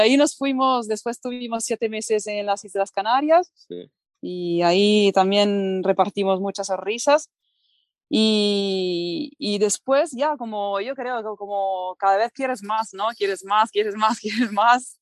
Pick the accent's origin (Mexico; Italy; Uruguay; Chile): Italy; Spanish is a second language; moved away as an adult; also born or lived in Barcelona; yo soy italiana, pero me emigré a Barcelona